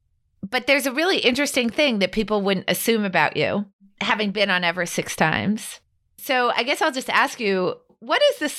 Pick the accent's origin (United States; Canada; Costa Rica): United States; New Hampshire; I grew up in New Hampshire.